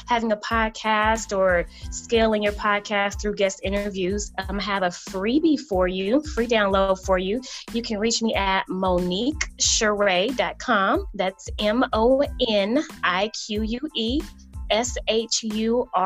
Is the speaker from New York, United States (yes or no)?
yes; New York City, New York, United States; I grew up in New York, in the heart of Harlem.